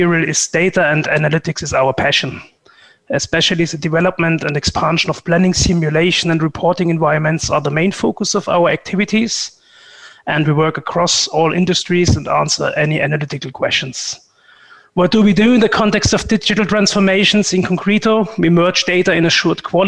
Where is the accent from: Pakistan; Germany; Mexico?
Germany; moved away as an adult; also born or lived in Frankfurt; now in Switzerland; Originally, I'm coming from Germany